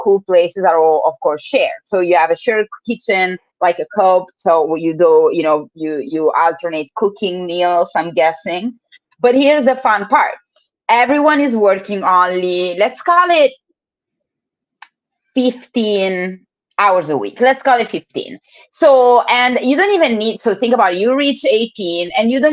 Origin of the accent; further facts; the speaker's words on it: Italy; now in Oakland, United States; I live in the US, I'm from Italy, so I do have to travel to visit my family